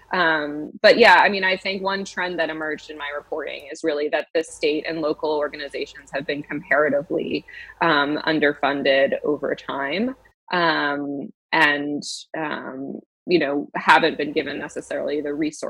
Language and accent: English; Massachusetts, United States; my home state of Massachusetts